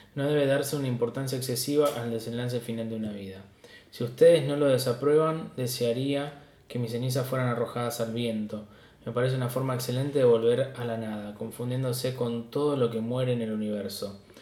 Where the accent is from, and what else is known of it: Argentina